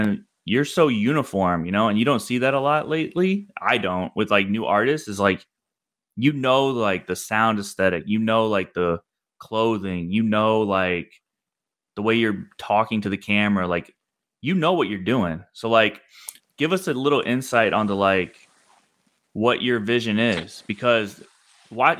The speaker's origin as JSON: {"language": "English", "region": "Missouri", "country": "United States", "said": "I'm from Missouri"}